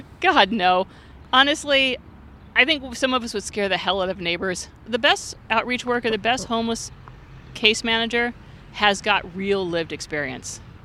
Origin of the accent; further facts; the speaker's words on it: Santa Monica, California, United States; I'm originally from Santa Monica